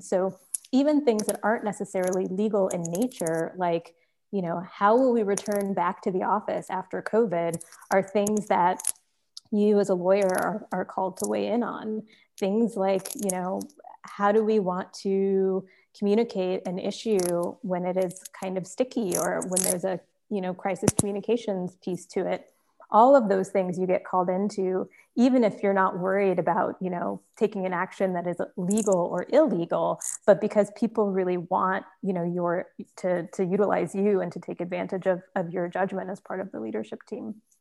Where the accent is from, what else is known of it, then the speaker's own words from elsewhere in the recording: Richmond, California, United States; I grew up in Richmond, California, which is in the Bay Area